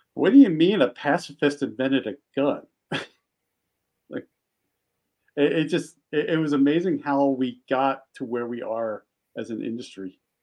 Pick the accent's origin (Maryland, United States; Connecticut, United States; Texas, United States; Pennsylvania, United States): Pennsylvania, United States; Philadelphia; I grew up in Philly.